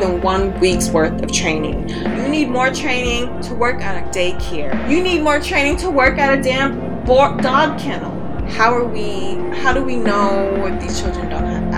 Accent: United States; I was born in the United States

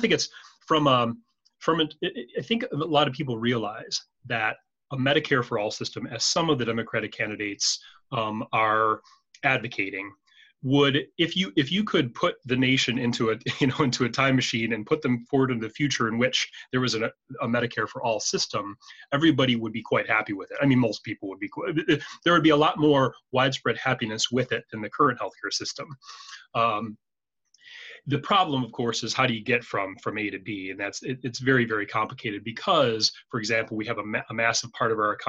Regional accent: United States; now in Canada; I have a unique experience being an American. I was born and raised there, but I live in Canada and I have been for many years

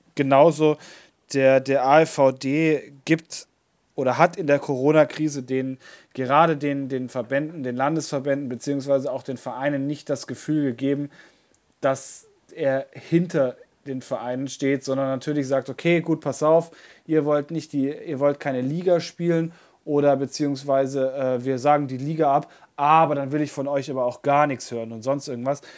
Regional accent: Bavaria, Germany; bei uns in Bayern

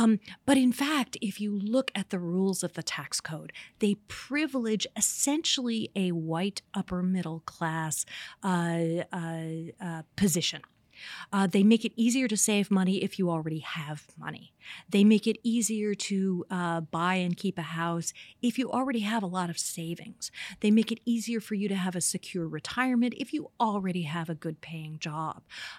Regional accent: Indiana, United States; I grew up in Indiana, very conservative place

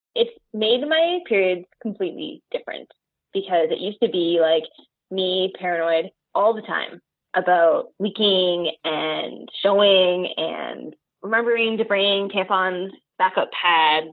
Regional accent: Toronto, Ontario, Canada; I am Chinese Canadian, born and bred in Toronto

